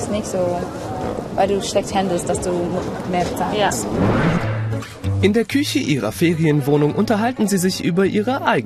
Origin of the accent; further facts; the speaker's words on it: Thuringia, Germany; Ja, ich bin Thüringer